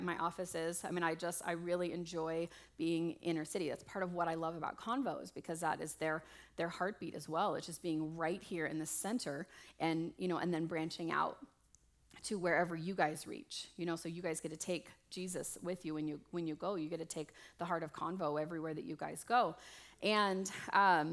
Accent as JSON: {"language": "English", "town": "Las Vegas", "region": "Nevada", "country": "United States", "said": "I'm from Vegas, and originally, and well, not originally, but mostly"}